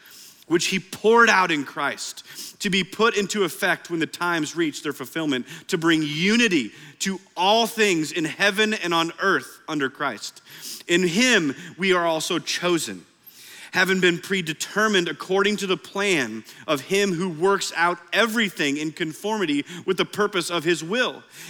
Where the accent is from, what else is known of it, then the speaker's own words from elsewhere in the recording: Iowa, United States; now in Oklahoma, United States; I know we're in Oklahoma, but I grew up in Iowa.